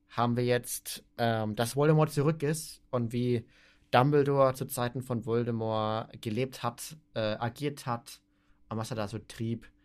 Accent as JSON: {"language": "German", "country": "Austria", "said": "Erstens, ich komme aus Österreich und ich kann einen Podcast äh, weiter international machen."}